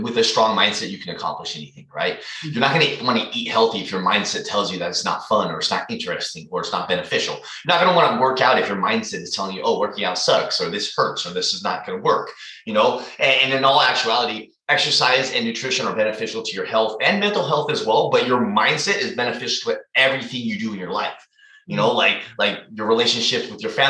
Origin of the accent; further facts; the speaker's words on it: San Jose, California, United States; also born or lived in Hayward, California; I am from California, the Bay Area. I grew up in San Jose, but I'm currently living in Hayward, which is near Oakland